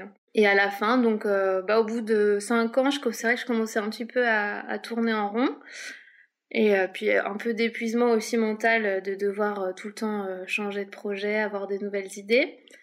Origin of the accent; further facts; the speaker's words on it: Paris, Île-de-France, France; moved away as an adult; now in Lyon, France; à la base je viens de Paris